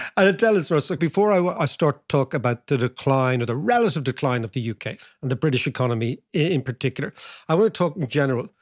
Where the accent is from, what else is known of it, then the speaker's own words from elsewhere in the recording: Ireland; as Irish people